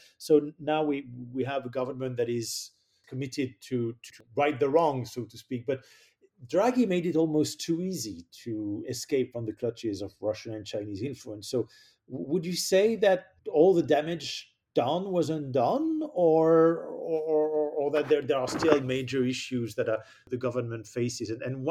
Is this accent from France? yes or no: yes; France; in my home country, I see in France